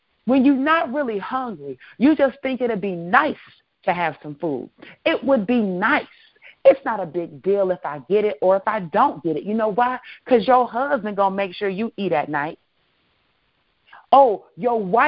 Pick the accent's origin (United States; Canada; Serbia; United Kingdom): United States; Chicago, Illinois; I'm from Chicago